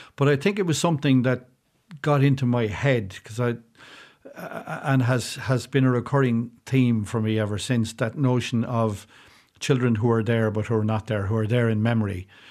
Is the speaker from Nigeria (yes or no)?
no; South Kildare, Leinster, Ireland; moved away as an adult; now in County Carlow, Ireland; I grew up in South Kildare and, and lived there for most of my life before moving way across the border into County Carlow